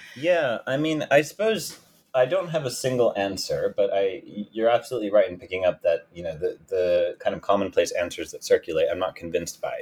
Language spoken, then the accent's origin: English; United States; as an American and as a Jew